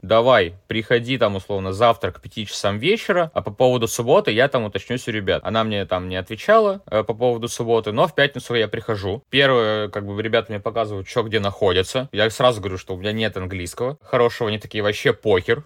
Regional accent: Russia; moved away as an adult; now in Edinburgh, United Kingdom; я из России

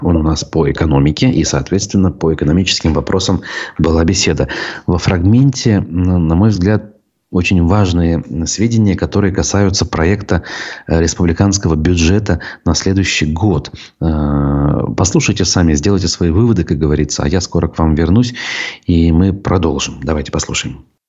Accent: Bashkortostan, Russia; республика в этом смысле наша

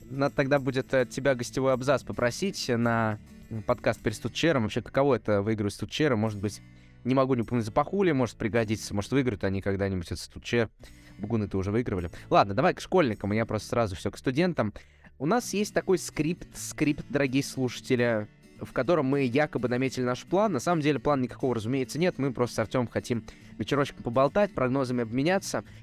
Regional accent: Izhevsk, Udmurtia, Russia; я еще начал играть в Ижевске, в родном

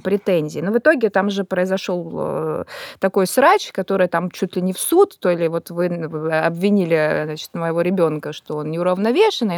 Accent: Kazan, Tatarstan, Russia; also born or lived in Moscow / Sochi; now in Krasnodar Krai, Russia; сама из Казани

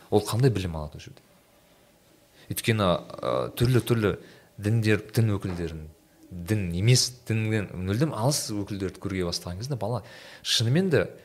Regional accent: Turkistan Region, Kazakhstan; moved away; мен менің ауыл жағым түркістан жағы

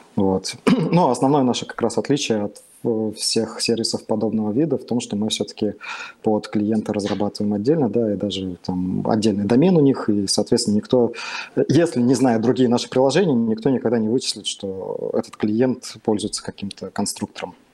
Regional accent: Tomsk, Tomsk Oblast, Russia; я сам из Томска

